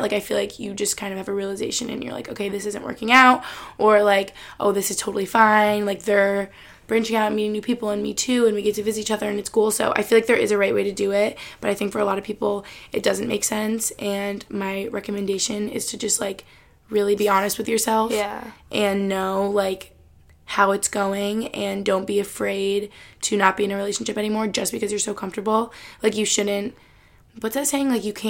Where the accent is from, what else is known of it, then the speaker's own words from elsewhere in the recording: New York City, New York, United States; now in Boston, United States; Like, like I said, growing up in New York City or, like, me being in Boston